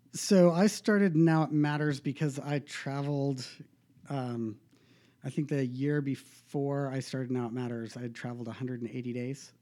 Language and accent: English; Bozeman, Montana, United States; I was born in Bozeman